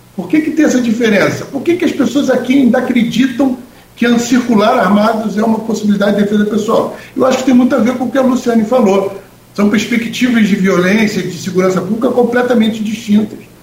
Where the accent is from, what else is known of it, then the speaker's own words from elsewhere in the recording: Rio de Janeiro, Brazil; moved away as an adult; now in Campos dos Goytacazes, Brazil; Eu sou do Rio, eu estou aqui há 12 anos